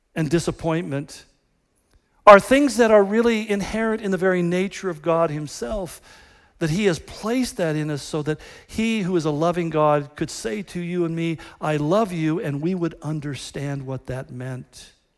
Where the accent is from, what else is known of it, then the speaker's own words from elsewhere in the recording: United States; we are just Americans